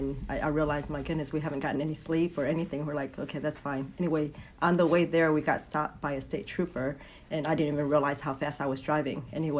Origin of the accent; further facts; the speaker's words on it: Vietnam; now in United States; I came from a communist country. I'm from Vietnam. So my family fled in 1975.